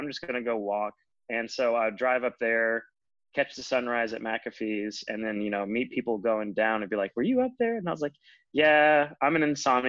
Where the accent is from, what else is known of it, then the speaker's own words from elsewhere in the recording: Richlands, Virginia, United States; because Roanoke was only about a 2-hour drive, I guess, from my hometown in Richlands.